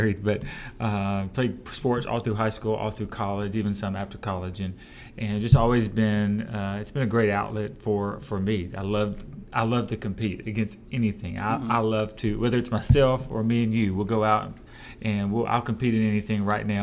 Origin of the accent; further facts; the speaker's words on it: Birmingham, Alabama, United States; now in Auburn, United States; born and raised in Birmingham, and went to school there